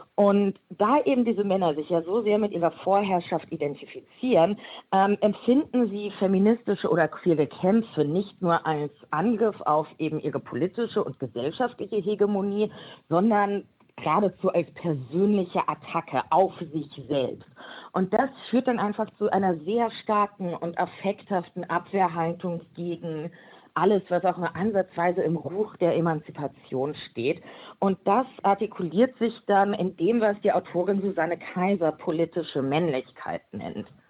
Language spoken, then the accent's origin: German; Frankfurt, Hesse, Germany; Ich bin eine Frankfurterin